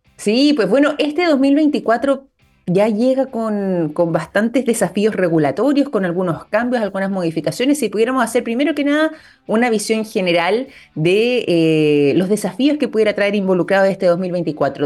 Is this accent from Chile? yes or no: yes; Chile; nosotros como chilenos